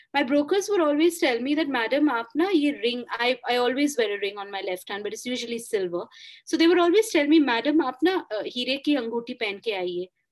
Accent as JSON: {"language": "English", "country": "India", "tie": "born or raised there", "first_language": "Bengali", "second_language": "English", "moved": "as an adult", "said": "I actually used to write a lot in Bengali, but 20 years away from my mother, you know, my mother tongue in a sense in my hometown"}